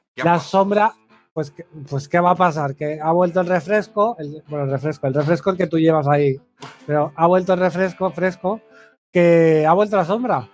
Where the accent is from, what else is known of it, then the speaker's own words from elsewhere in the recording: Catalonia, Spain; yo me siento famoso en mi pueblo